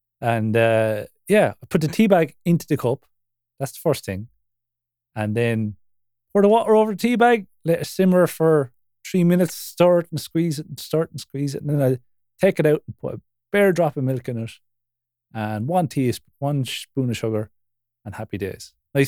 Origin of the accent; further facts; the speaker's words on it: Ireland; We're Irish, so that's fucking pale.